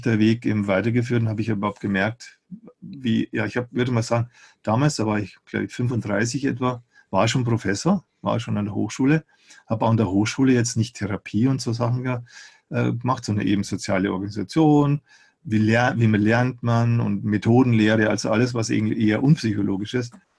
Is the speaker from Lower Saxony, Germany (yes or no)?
no; Eichstätt, Bavaria, Germany; bei uns in Eichstätt, wo ich aufgewachsen bin